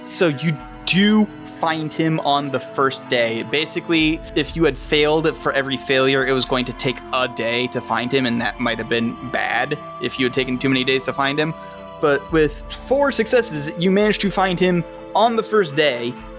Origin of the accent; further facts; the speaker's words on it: Houston, Texas, United States; No, I'm not. I'm from Houston.